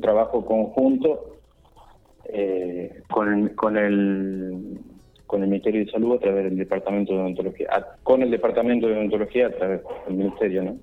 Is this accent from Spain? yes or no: no; Victorica, La Pampa, Argentina; now in Santa Rosa, Argentina; en este momento estoy radicado en Santa Rosa, pero soy de Victorica